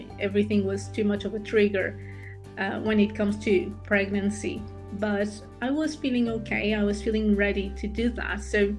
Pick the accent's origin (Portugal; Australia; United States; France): Portugal; English is a second language; moved away as an adult; now in United Kingdom; And then eventually, when I moved from Portugal to the UK, I continued my journey in the area of being an anesthetic nurse